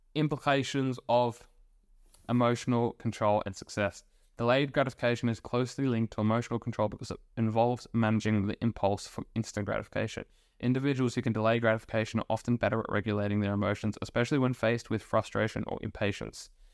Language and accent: English; Australia; I was born in Australia